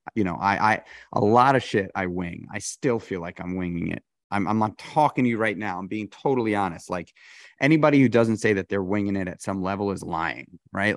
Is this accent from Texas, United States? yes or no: no; New York City, New York, United States; I grew up in New York City.